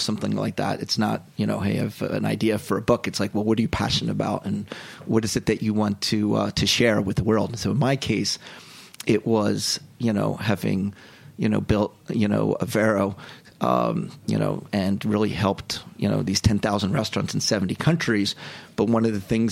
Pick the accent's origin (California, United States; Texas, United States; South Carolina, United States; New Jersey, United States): New Jersey, United States; Haddonfield; my hometown is Haddonfield, New Jersey